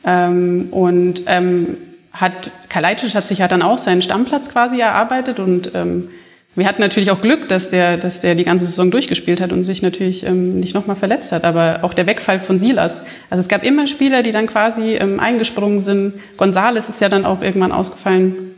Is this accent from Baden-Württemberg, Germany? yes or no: no; Bavaria, Germany; ich ja nicht aus der Gegend, also ich bin ja äh, hier in Bayern aufgewachsen